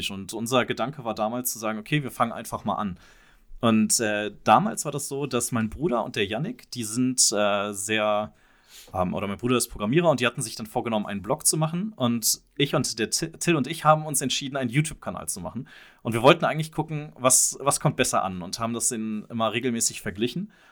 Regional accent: Mönchengladbach, North Rhine-Westphalia, Germany; Ja, achso, und wir kommen aus München-Gladbach

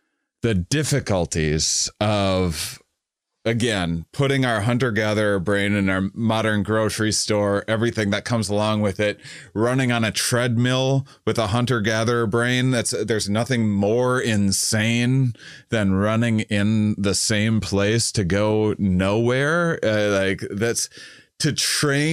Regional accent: La Crosse, Wisconsin, United States; moved away; I'm from Wisconsin originally.

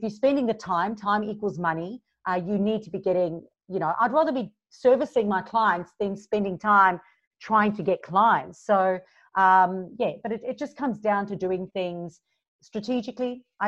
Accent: Durban, KwaZulu-Natal, South Africa; moved away as an adult; now in Gold Coast, Australia; I'm originally from South Africa, so you hear a little bit of a mixed accent. But 11 years ago, I moved from Durban, South Africa to the Gold Coast in Australia.

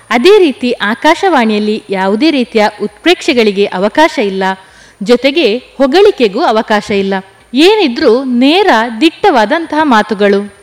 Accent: Moodbidri, Karnataka, India; now in Perla, India; ನನ್ನ ಹುಟ್ಟೂರು ಜೈನ ಕಾಶಿ ಶಿಕ್ಷಣ ಕಾಶಿ ಅನ್ನಿಸಿಕೊಂಡಂತಹ ಮೂಡಬಿದ್ರೆ

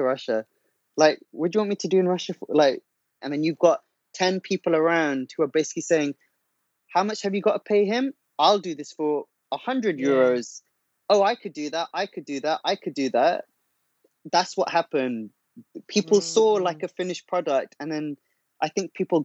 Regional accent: London, United Kingdom; I'm from Northwest London

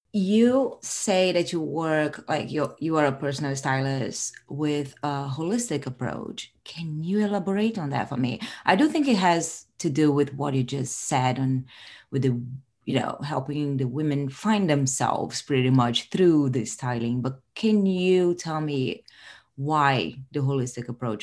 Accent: Rio de Janeiro, Brazil; moved away; I'm originally from Rio de Janeiro, so I'm Brazilian

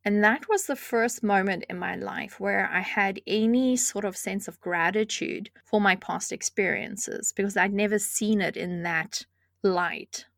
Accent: South Africa; moved away; I grew up in South Africa

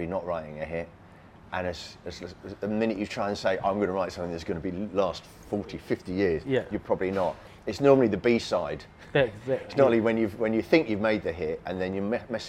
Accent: Surrey, South East England, United Kingdom; I was a white suburban kid growing up in Surrey in England

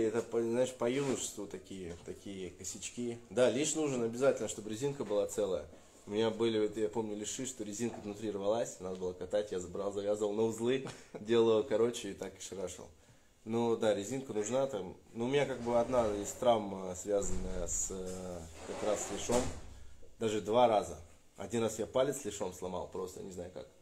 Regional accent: Russia; я из России

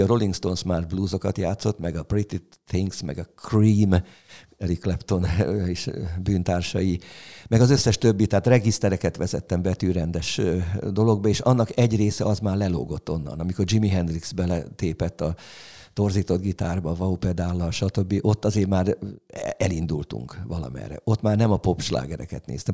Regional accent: Orosháza, Békés, Hungary; moved away; also born or lived in Gerendás / Szeged; Orosháza ö, szülővárosom, ugye a gimnázium évek

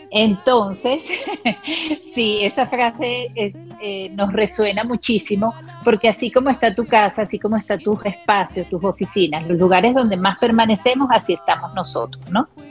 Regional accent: Venezuela; soy venezolana también

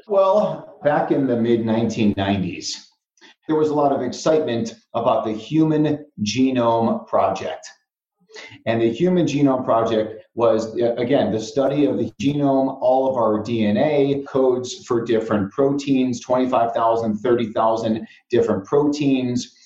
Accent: Chicago, Illinois, United States; I grew up in Chicago, deep dish pizza, Italian beef sandwiches, hot dogs, all that kind of stuff.

